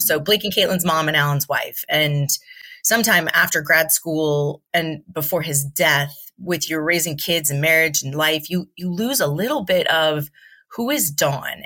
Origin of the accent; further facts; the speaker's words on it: Southern California, United States; also born or lived in Yucca Valley, California; I was born and raised in Southern California